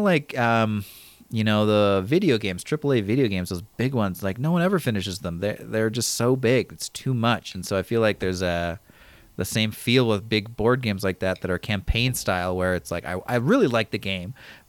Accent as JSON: {"language": "English", "region": "Midwest", "country": "United States", "tie": "born or raised there", "said": "I grew up in the Midwest"}